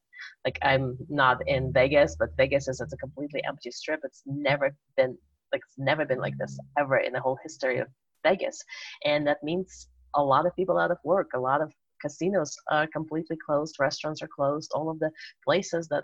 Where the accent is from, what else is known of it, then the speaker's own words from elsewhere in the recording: Uzbekistan; moved away as an adult; now in United States; I grew up in former Soviet Union. I grew up in Uzbekistan. So that's where I lived for the first 20 years of my life.